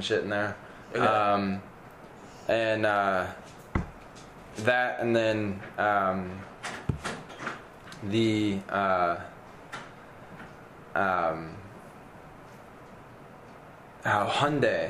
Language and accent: English; United States; I'm an American man